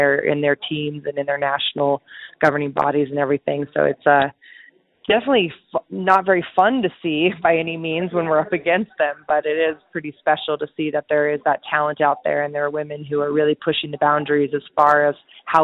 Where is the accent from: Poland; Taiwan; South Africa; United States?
United States; as an American who trains